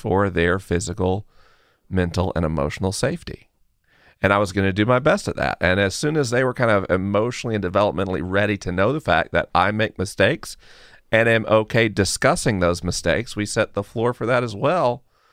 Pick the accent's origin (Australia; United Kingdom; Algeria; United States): United States; Southeast; Jenny and I grew up in the Southeast, in the buckle of the Bible Belt